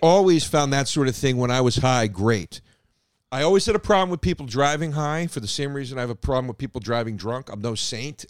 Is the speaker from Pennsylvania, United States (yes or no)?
yes; Philadelphia, Pennsylvania, United States; first language English; now in New York, United States